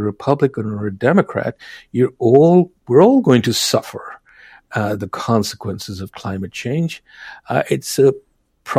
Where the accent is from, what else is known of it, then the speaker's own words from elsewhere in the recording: New Delhi, Delhi, India; now in Minnesota, United States; I'm originally from India. I grew up in New Delhi, one of my favorite cities in the world